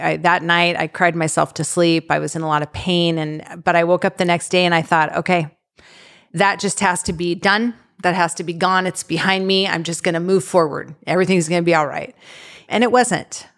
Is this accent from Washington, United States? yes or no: yes; Eastern Washington, United States; I grew up in Eastern Washington with my parents and three older siblings